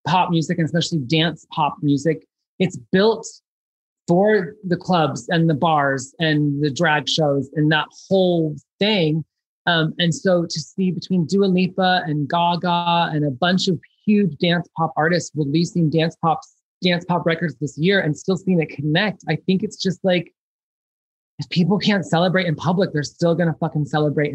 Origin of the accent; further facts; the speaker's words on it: Chicago, Illinois, United States; I grew up in Chicago